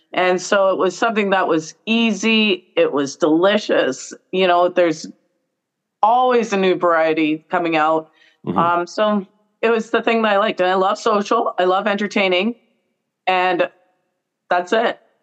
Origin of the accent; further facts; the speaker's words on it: Brantford, Ontario, Canada; I'm from Brantford. So as a kid, my parents used to take us down to the Brantford Farmers mm-hmm. Market